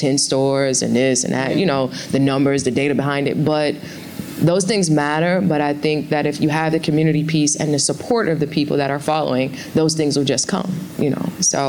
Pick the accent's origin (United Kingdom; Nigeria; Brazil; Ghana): Ghana; I'm originally from Ghana, are there new products that are launching there?